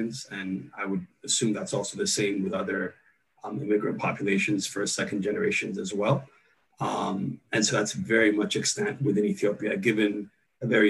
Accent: United States; having been born and raised here, we're equally American as well

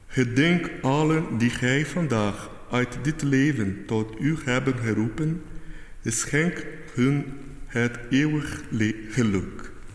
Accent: Belgium; bij ons in de Ardennen

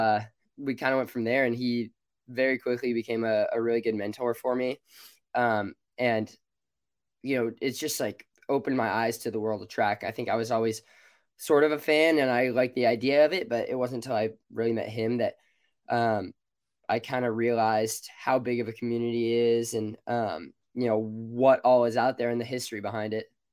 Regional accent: Alameda, California, United States; moved away as an adult; now in Eugene, United States; I grew up in Alameda. I've lived here pretty much all my life

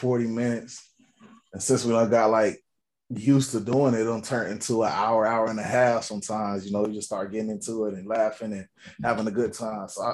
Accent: Tallahassee, Florida, United States; moved away as an adult; now in Orlando, United States; I'm from Tallahassee. I'm from Tallahassee, born and raised.

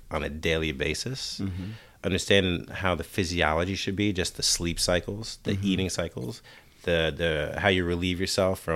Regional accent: New York City, New York, United States; moved away; also born or lived in Pennsylvania / Oakland, California; I'm from New York

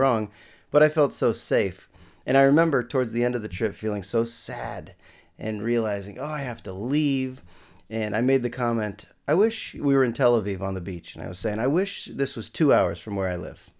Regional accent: San Rafael, California, United States; I'm from San Rafael, twenty minutes north of San Francisco

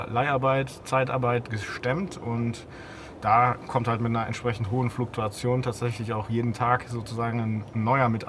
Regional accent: Hamburg, Germany; Ähm, ja, als Hamburger.

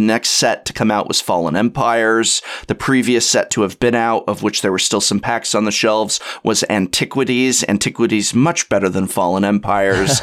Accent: Los Angeles, California, United States; now in San Francisco, United States; I was born and raised in North Hollywood, California, which is, uh, part of Los Angeles County.

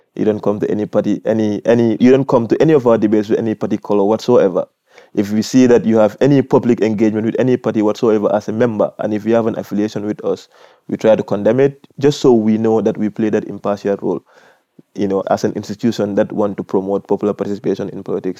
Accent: Gambia; I am from the Gambia

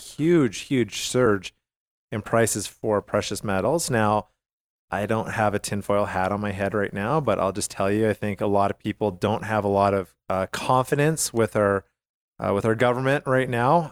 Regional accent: Calgary, Alberta, Canada; I grew up in Calgary, Alberta

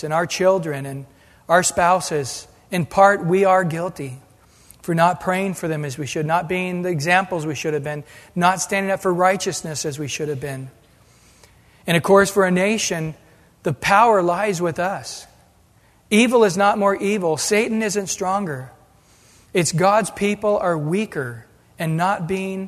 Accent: United States; an American

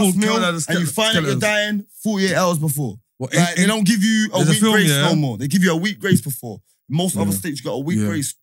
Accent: England, United Kingdom; I'm from England, bro.

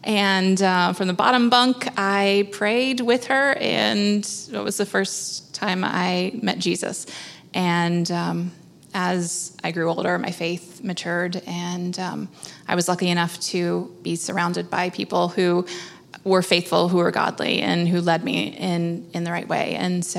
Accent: San Diego, California, United States; now in Charleston, United States; I grew up in San Diego, and I was... as a young age, I was a little bit of a church kid.

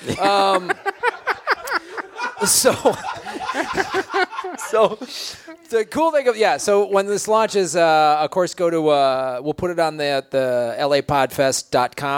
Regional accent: Chicago, Illinois, United States; now in Southern California, United States; I grew up in Chicago. I had no choice. I was born there. Then I moved

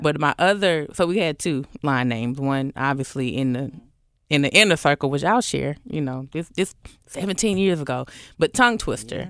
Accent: Atlanta, Georgia, United States; moved away as an adult; also born or lived in College Park, Georgia; now in Memphis, United States; moved over to Southwest Atlanta

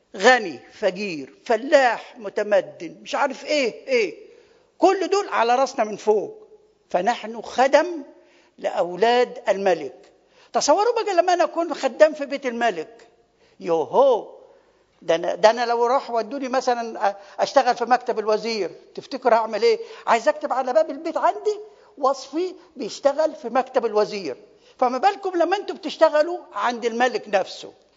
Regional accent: Upper Egypt, Egypt; now in Kuwait; احنا عندنا في الصعيد

